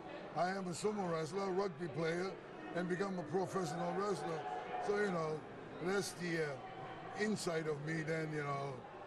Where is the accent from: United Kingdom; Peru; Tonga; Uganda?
Tonga; also born or lived in Japan; now in Kissimmee, United States; I'm from a little island in the South Pacific. We are the last kingdom of the South Pacific. Is called the Kingdom of Tonga.